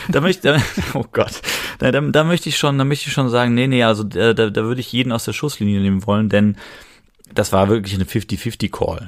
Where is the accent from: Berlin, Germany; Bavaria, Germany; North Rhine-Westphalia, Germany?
North Rhine-Westphalia, Germany; Cologne; als Kölner